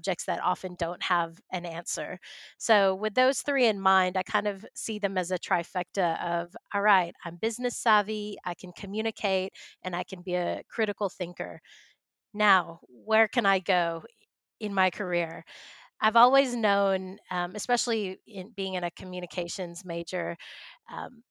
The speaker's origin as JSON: {"language": "English", "region": "Texas", "country": "United States", "also_born_or_lived": "Coogee, Sydney, Australia", "moved": "as an adult", "lives_now": "Sydney, Australia", "said": "I'm from Texas, but I moved to Australia about 10 years ago"}